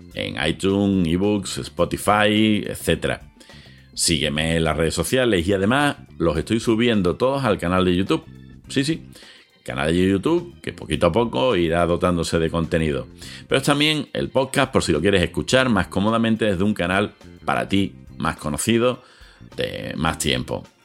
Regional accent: Seville, Andalusia, Spain; en Sevilla, de donde yo soy, donde yo ejerzo

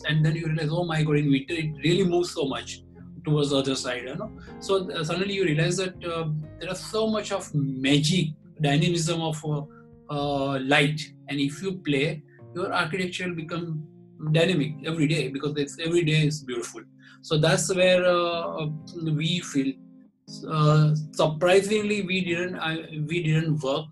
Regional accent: Ahmedabad, Gujarat, India; I'm from Ahmedabad.

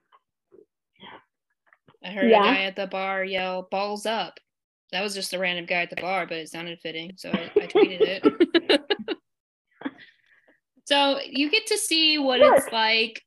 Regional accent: Arizona, United States; moved away; I'm from Arizona

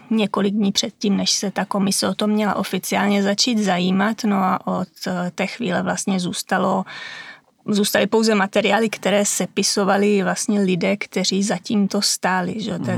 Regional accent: Šumava, Czechia; já jsem ze Šumavy, tam u nás máme kostelíček, čtyři křížky a to je veškerý hřbitov

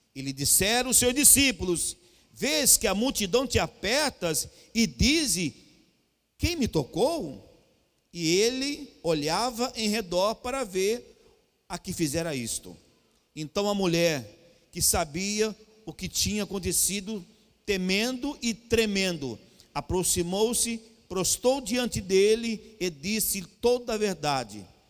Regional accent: Cuiabá, Mato Grosso, Brazil; eu sou cuiabano

